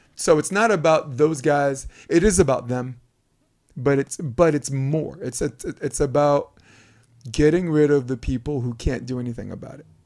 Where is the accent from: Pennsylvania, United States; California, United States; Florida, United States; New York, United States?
New York, United States; New York City; growing up on Flatbush Avenue